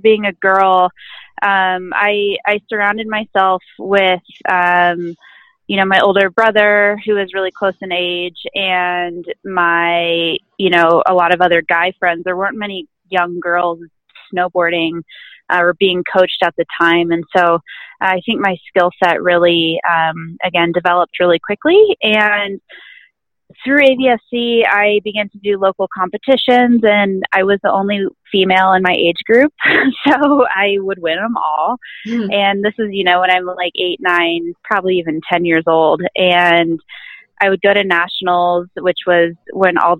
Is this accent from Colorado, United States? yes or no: yes; Aspen, Colorado, United States; I'm from Aspen, Colorado, and we have a really great ski and snowboard club here